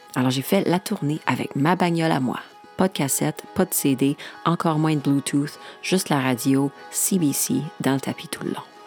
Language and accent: French; Saskatchewan, Canada; now in Montreal, Canada; chez nous en Saskatchewan